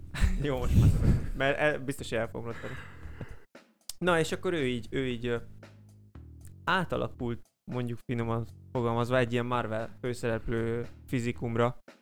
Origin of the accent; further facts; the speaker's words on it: Somogy, Hungary; Somogyi vagyok